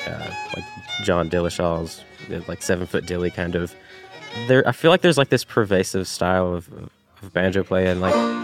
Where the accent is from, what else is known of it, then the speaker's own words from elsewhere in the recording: Chattanooga, Tennessee, United States; moved away; growing up in the Chattanooga area, I mean, we didn't meet each other until we had both moved away from Chattanooga.